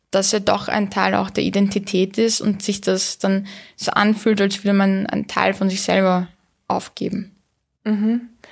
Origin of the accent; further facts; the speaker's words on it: Vienna, Austria; also born or lived in Istanbul, Turkey; ich bin in Wien aufgewachsen